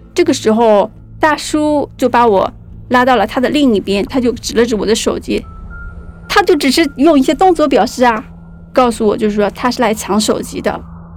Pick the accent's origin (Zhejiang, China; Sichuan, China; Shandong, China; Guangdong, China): Guangdong, China; Guangzhou; 我是一个八零后，我来自广州，目前是一个自由职业者